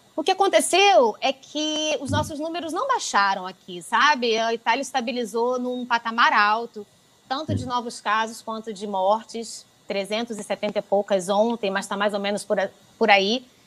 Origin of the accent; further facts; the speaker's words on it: Brazil; now in Italy; quando nós chegamos como brasileiros